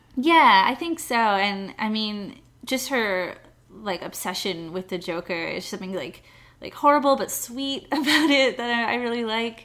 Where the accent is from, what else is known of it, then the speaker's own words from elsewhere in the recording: Montreal, Quebec, Canada; moved away; I was born in Canada, so I'm from Montreal.